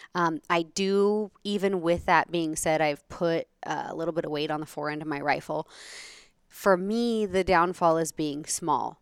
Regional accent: Oregon, United States; moved away as an adult; I was raised in Oregon

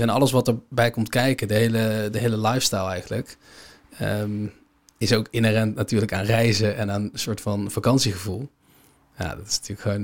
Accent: Netherlands; als Nederlander

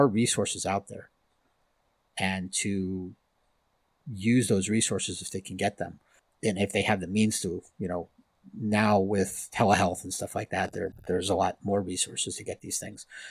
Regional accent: Miami, Florida, United States; I'm from Miami

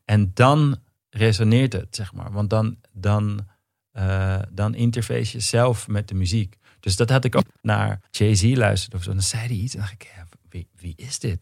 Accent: Amsterdam, North Holland, Netherlands; in de Pijp in Amsterdam. Hm. Ik ben geboren in Amstelveen

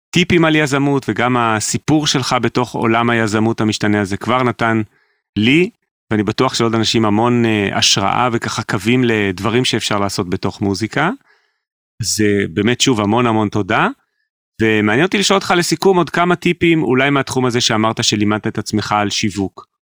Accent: Jerusalem, Jerusalem District, Israel; גדלנו על אותם דברים, רק אני בירושלים

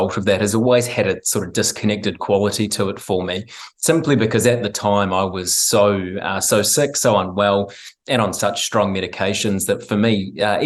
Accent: Christchurch, Canterbury, New Zealand; also born or lived in Gold Coast, Australia; I'm from Christchurch

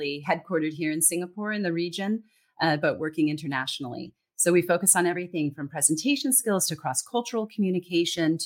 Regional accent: Central California, United States; first language English; moved away; I grew up in Central California believing I didn't have an accent

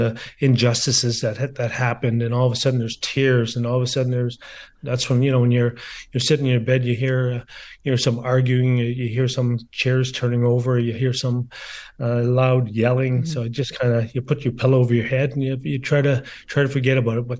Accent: Garden River, Ontario, Canada; also born or lived in Sault Ste. Marie, Ontario; growing up in Garden River, making that first sheet of ice in my backyard

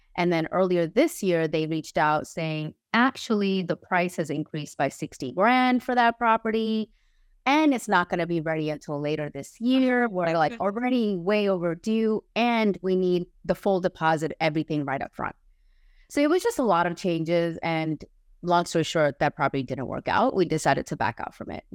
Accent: New York, United States; moved away as an adult; now in Los Angeles, United States; I currently live in Los Angeles. I'm originally from New York. I moved out to the West Coast last year

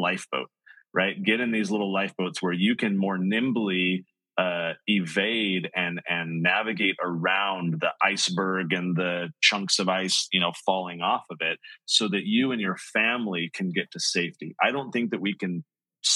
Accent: San Diego, California, United States; I grew up in San Diego

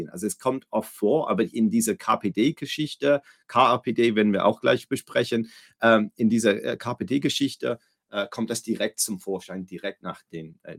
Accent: Cologne, North Rhine-Westphalia, Germany; Ich komme aus Köln.

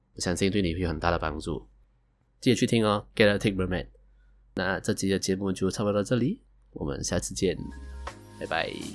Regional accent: Malaysia; 我是来自马来西亚的九零后上班族

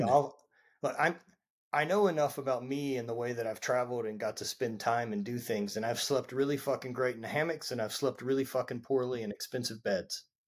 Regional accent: Louisiana, United States; I grew up in Louisiana

